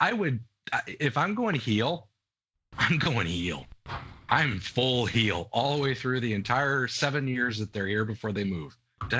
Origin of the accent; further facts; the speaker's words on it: Seattle, Washington, United States; before Seattle has a franchise, because I don't want to go see him in my hometown